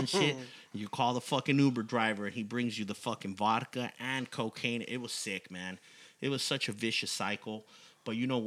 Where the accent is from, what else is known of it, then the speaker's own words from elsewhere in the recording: South Gate, California, United States; also born or lived in West Los Angeles; I'm from Southgate, represent Southgate, Linwood in the house, folks. That's where I'm originally from